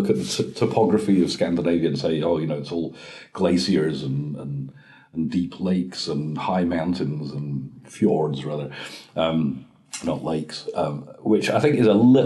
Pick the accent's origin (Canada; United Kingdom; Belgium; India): United Kingdom; Scotland; also born or lived in Norway; my mother came to Scotland when I was seven